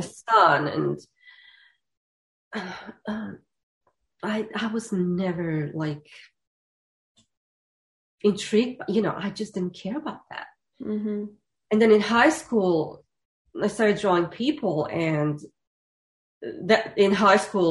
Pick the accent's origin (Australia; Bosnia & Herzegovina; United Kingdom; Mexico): Bosnia & Herzegovina; Zenica, Federation of Bosnia and Herzegovina; moved away; I grew up in Zenica, which is industrial town in kind of central Bosnia.